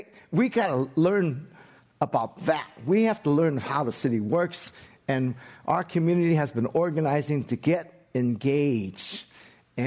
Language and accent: English; San Francisco, California, United States; I grew up in Chinatown and lost it, got evicted, my whole family